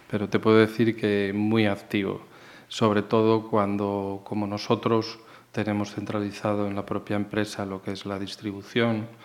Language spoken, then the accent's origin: Spanish; Salamanca, Castile and León, Spain; now in Galicia, Spain; yo soy salamantino, soy de Salamanca, aunque muy bien afincado ya aquí desde hace muchos años en Galicia. Soy un gallego más, ¿no?